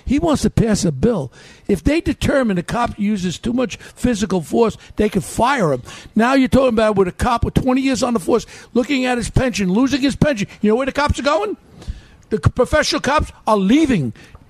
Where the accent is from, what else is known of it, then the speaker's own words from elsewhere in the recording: New York, United States; I'm a New Yorker.